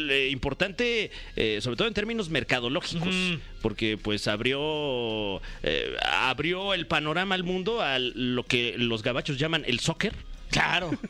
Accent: Mexico; pues somos mexicanos

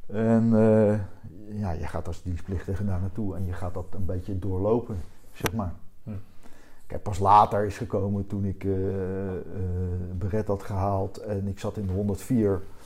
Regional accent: Wassenaar, South Holland, Netherlands; accent: Haagse tongval; ik kom met oorspronkelijk uit Wassenaar.

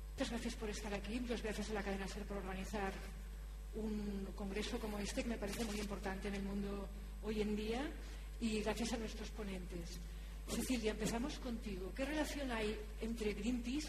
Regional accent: Barcelona, Catalonia, Spain; yo también soy de Barcelona, del casco antiguo de la ciudad

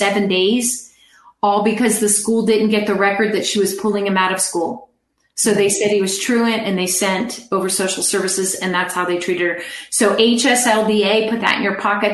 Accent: California, United States; I'm from California.

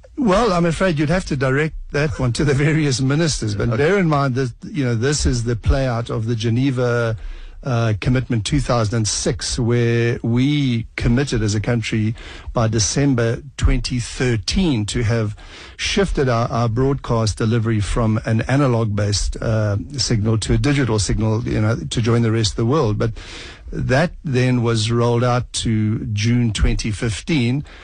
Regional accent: South Africa; as a South African

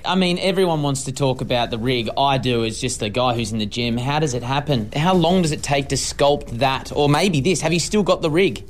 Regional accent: Australia; I'm the Australian that seems to never sleep

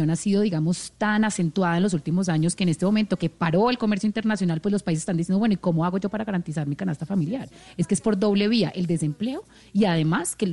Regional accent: Colombia; nosotros como país colombiano

